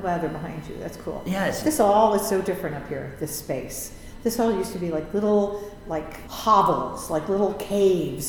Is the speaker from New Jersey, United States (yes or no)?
no; Indiana, United States; I'm from Indiana. I grew up in Indiana.